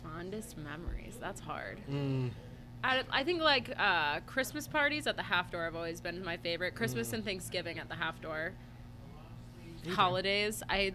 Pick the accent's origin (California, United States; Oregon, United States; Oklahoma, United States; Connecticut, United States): Connecticut, United States; Wethersfield; I grew up in Wethersfield.